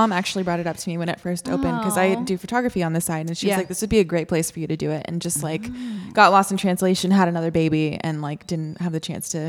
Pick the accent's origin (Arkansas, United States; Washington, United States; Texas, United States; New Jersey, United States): Texas, United States; Austin; I grew up in Manchac